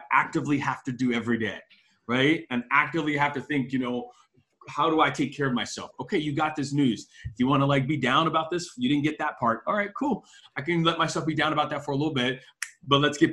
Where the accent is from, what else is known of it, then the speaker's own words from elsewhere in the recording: Miami, Florida, United States; I'm from Miami.